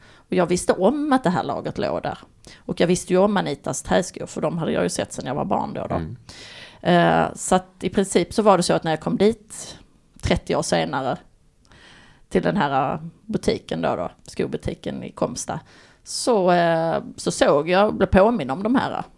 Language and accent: Swedish; Baskemölla, Skåne, Sweden; min gamla bästa kompis och barndomsvän kan man säga. Eh, från Baskemölla där vi kommer från på Österlen